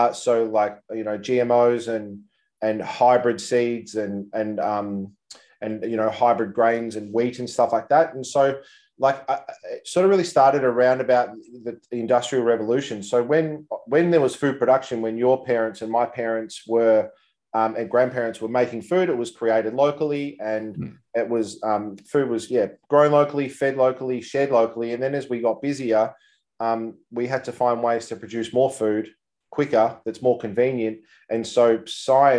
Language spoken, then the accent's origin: English; Mansfield, Victoria, Australia; also born or lived in Geelong / Mornington Peninsula / Gold Coast; now in Melbourne, Australia; I was born in the Mansfield Hospital and grew up, funnily enough, on Timbertop Grammar